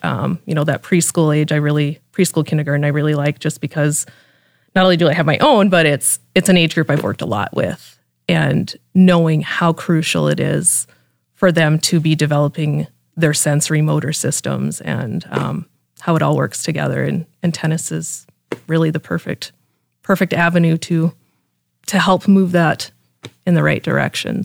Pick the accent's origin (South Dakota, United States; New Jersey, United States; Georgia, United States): South Dakota, United States; Mitchell; moved away as an adult; now in Brandon, United States; I grew up in Mitchell and, um, lived in Brandon now for six